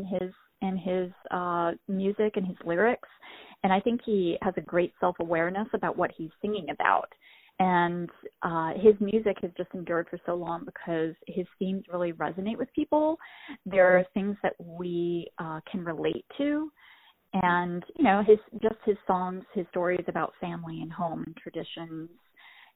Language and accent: English; Virginia, United States; When I was a kid growing up in Virginia, maybe like 8, 9 years old